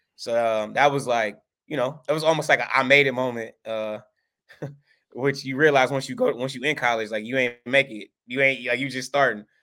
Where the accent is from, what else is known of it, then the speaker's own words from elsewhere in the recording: Milwaukee, Wisconsin, United States; we moved to Milwaukee when I was a kid, like, five years old, and we grew up, I grew up on the east side of Milwaukee